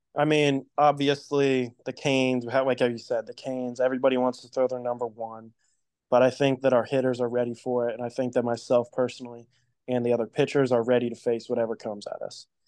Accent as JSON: {"language": "English", "town": "Columbus", "region": "Ohio", "country": "United States", "lives_now": "Cincinnati, United States", "said": "I'm from Columbus, Ohio. I moved down to Cincinnati when I was in the seventh grade"}